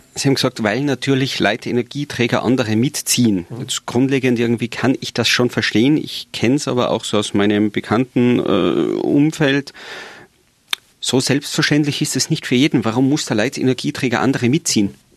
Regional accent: Tyrol, Austria; bei uns in Tirol

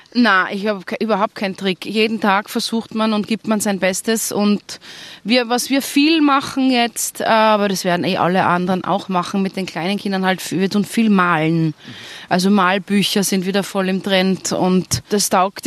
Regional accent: Tyrol, Austria; accent: Tyrolean; now in Vienna, Austria; ich bin einfach in Tirol aufgewachsen. Ich fühle mich trotzdem als Tirolerin

